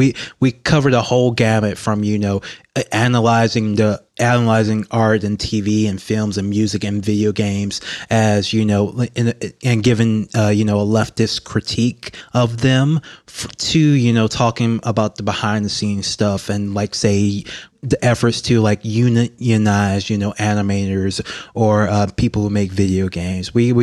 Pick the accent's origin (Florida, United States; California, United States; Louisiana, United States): Louisiana, United States; Baton Rouge; I'm from Baton Rouge, Louisiana. I've always been interested in politics because I'm a black man from Louisiana